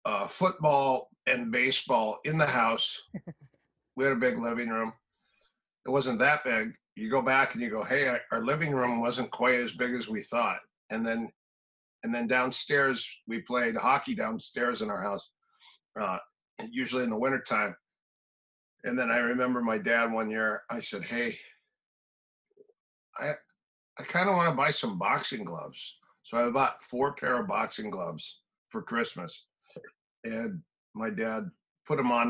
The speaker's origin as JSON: {"language": "English", "region": "Minnesota", "country": "United States", "tie": "born or raised there", "also_born_or_lived": "Manhattan Beach / Palm Desert", "moved": "yes", "said": "I'm from Minnesota, so I grew up in cold country also."}